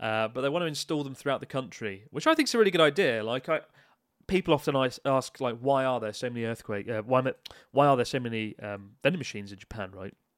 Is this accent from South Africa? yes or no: no; Kent, South East England, United Kingdom; Kent represent.